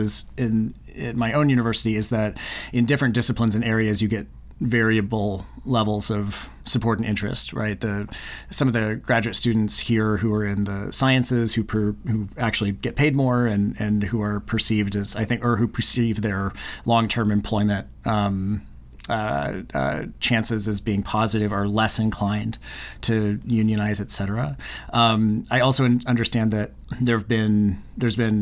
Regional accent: United States; I'm speaking from the American perspective

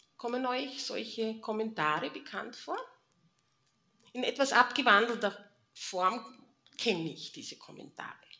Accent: Mistelbach, Lower Austria, Austria; ich bin in Mistelbach geboren. Ihr seht hier hinten die Kirche. Und wenn ich von zu Hause in den Kindergarten oder in die Schule gehen musste

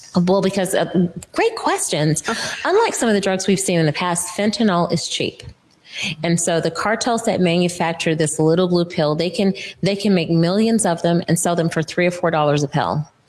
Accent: Florida, United States; now in Washington, United States; I'm from Florida

